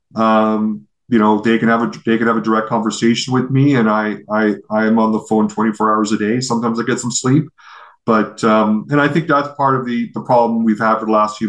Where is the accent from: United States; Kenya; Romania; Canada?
Canada; here's this Canadian running this company that's effectively Australian